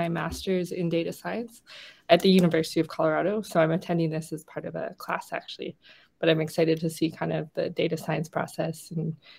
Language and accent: English; Calgary, Alberta, Canada; I'm from Calgary, Alberta in Canada.